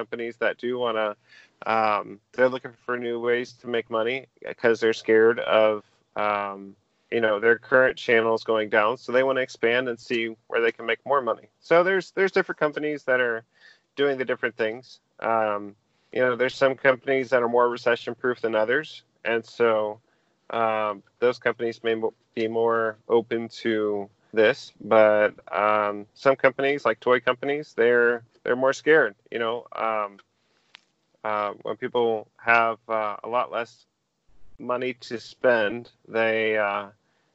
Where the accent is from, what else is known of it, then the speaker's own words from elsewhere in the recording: Bonita Springs, Florida, United States; also born or lived in Naples, Florida; I grew up in Southwest Florida. I was born in Naples Community Hospital, and I lived in Bonita most of my life.